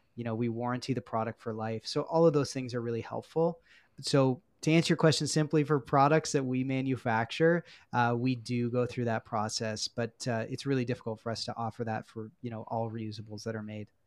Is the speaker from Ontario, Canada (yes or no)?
yes; Peterborough, Ontario, Canada; also born or lived in Guelph; I grew up in Peterborough, Ontario